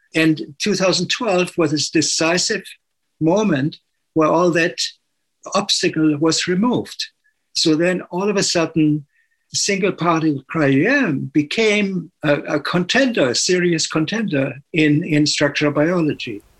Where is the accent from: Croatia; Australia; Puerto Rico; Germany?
Germany; the iron industry was very strong still when I was uh, growing up. And it was the very reason why, why my hometown w- was bombed